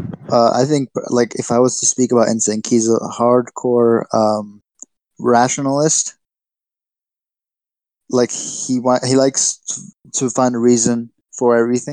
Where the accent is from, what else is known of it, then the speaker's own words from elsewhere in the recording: United States; I was born in the United States. My background is Libyan.